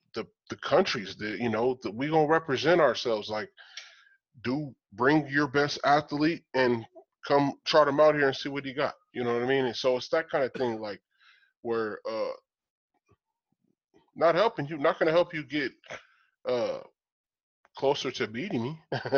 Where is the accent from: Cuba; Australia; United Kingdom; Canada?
Cuba; I'm from Cuba.